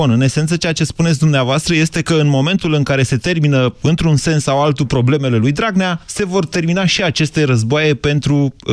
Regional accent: Iași, Iași County, Romania; also born or lived in Germany; eu sunt din Iași.

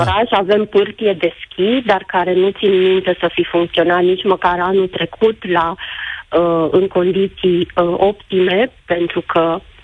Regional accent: Gura Humorului, Suceava County, Romania; sunt din Bucovina, din Gura Cumorului, stațiune turistică

